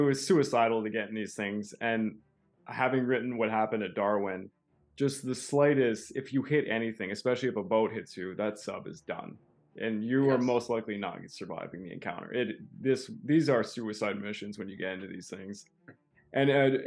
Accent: Canada; I'm a Canadian

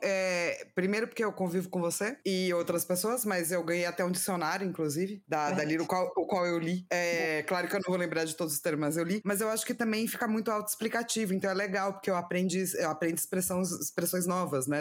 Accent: São Paulo, Brazil; eu sou de São Paulo, né? Cresci

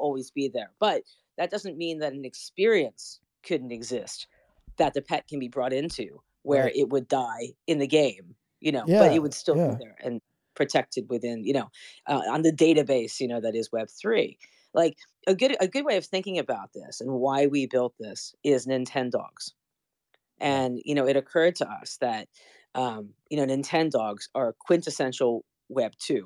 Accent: United States; as an American

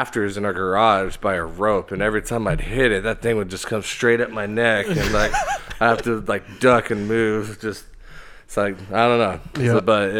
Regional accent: Arlington, Texas, United States; also born or lived in Wichita, Kansas / Oklahoma / Colorado; my father is a preacher. Yeah. And so once I was born, we moved down here pretty fast to Arlington.

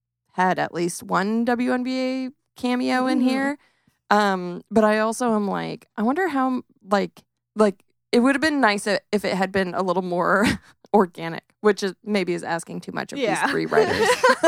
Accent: Phoenix, Arizona, United States; Also, I'm from Phoenix, and the Phoenix Suns have a gorilla for a mascot.

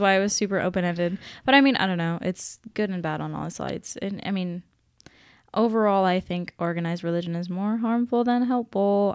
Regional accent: Seattle, Washington, United States; moved away; I'm from Seattle, back in Washington

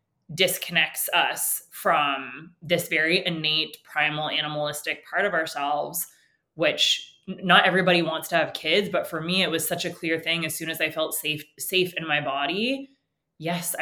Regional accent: Canada; first language English; I also was born into an upper middle class family, English as my first language. I'm, you know, tall, white in Canada

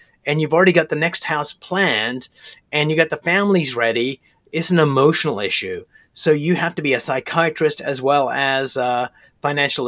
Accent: Canada; I'm a Canadian

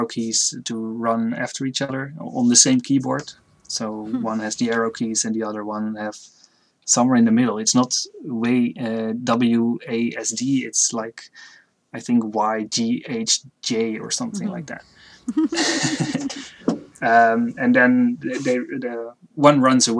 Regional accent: Netherlands; I'm from the Netherlands

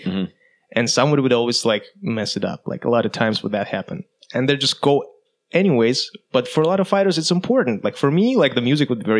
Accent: Kazakhstan; I'm from Kazakhstan

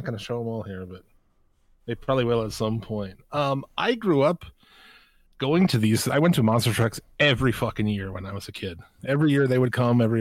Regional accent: United States; since I'm from America.

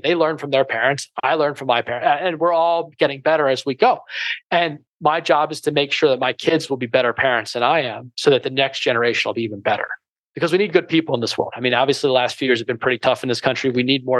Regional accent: Philadelphia, Pennsylvania, United States; we're from Philadelphia

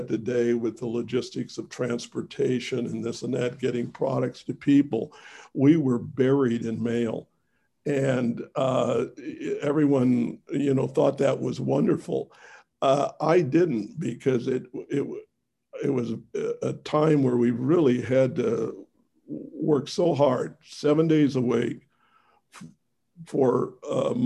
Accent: Missouri, United States; I was born in Missouri

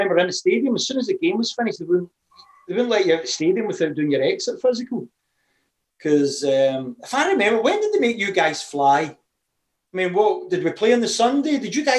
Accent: Scotland, United Kingdom; being a Scottish guy

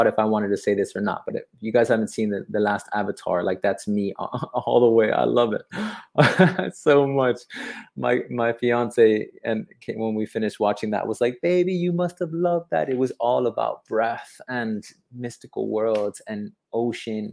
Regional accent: Miami, Florida, United States; also born or lived in Hawaii; now in Bali, Indonesia; I'm from Miami. I lived in the Florida Keys. I lived in Hawaii for some time, and now I live in the coast of Bali

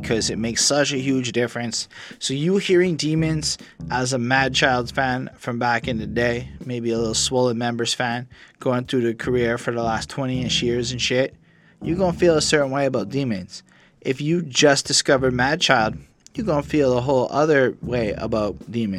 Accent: Canada; I'm from Canada

